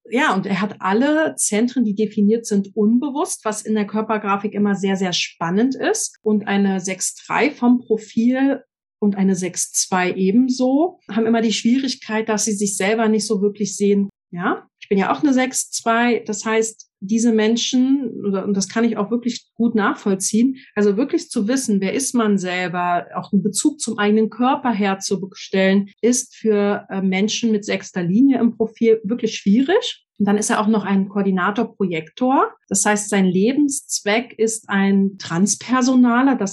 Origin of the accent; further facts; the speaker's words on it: Berlin, Germany; ich bin in Berlin groß geworden, mit 14 schon ziemlich viel gesehen und ausprobiert.